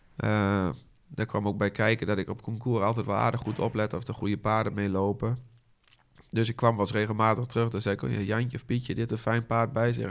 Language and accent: Dutch; Haaksbergen, Overijssel, Netherlands; geboren in Haaksbergen. Op eh, de Watermolen, het bedrijf van mijn ouders